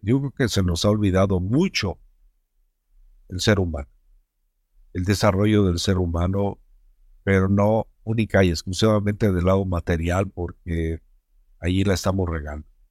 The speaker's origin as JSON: {"language": "Spanish", "country": "Mexico", "said": "somos mexicanos"}